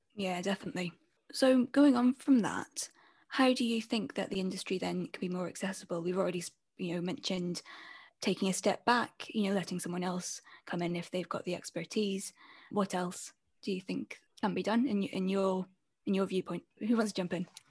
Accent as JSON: {"language": "English", "region": "Scotland", "country": "United Kingdom"}